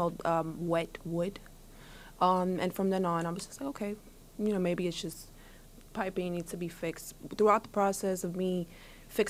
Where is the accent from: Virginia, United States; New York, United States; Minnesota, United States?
New York, United States; New York City; I grew up in Brownsville, but I also grew up in NYCHA